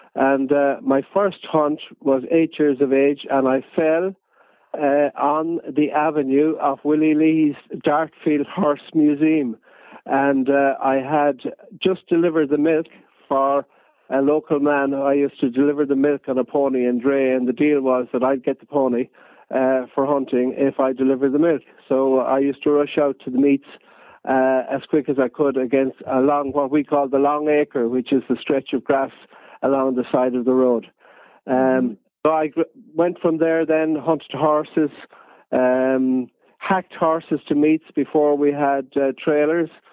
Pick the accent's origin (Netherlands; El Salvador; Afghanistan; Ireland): Ireland; Galway, Connacht; I'm from Galway, uh, County Galway, on the east, on the west coast of Ireland